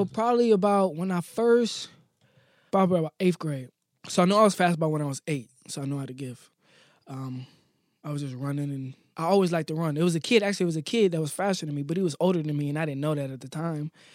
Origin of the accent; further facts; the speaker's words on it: Akron, Ohio, United States; I was born in Akron